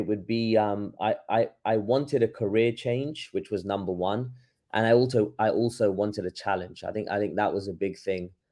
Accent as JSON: {"language": "English", "region": "London", "country": "United Kingdom", "tie": "born or raised there", "moved": "as an adult", "lives_now": "Los Angeles, United States", "said": "I'm from London, born and raised there"}